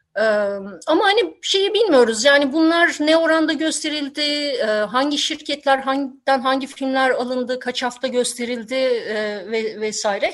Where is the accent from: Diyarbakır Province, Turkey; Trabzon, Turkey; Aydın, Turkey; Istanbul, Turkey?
Istanbul, Turkey; moved away as an adult; İstanbul'da ben gençliğimi geçirdim ama 90'ların başına itibaren ayrıldım.